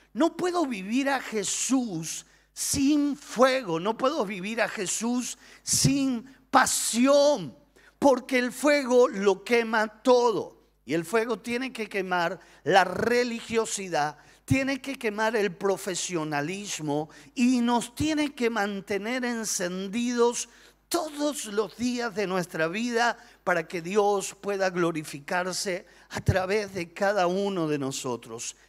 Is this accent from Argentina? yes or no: yes; Argentina; nosotros los argentinos somos personas apasionadas